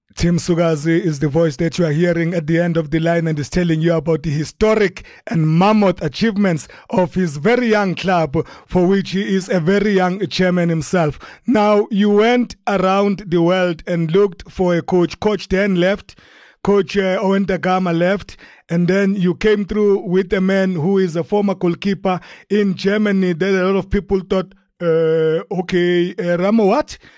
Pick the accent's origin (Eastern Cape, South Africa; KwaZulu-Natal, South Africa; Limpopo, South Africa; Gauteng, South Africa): KwaZulu-Natal, South Africa; Durban; my hometown of Durban